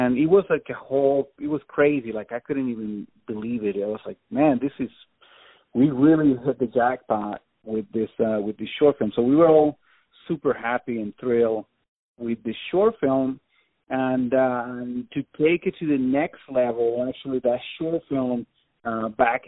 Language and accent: English; Venezuela; moved away as an adult; also born or lived in Tallahassee, Florida; now in Los Angeles, United States; I'm from Venezuela, yeah. I've been here in L.A. for almost 20 years now, but yeah, I'm originally from Venezuela.